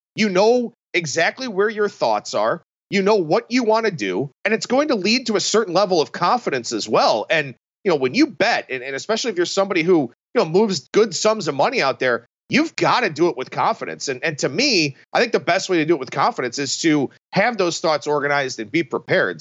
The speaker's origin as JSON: {"language": "English", "town": "Cleveland", "region": "Ohio", "country": "United States", "tie": "born or raised there", "said": "growing up in Cleveland with the Indians' heyday in, in the mid to late nineties"}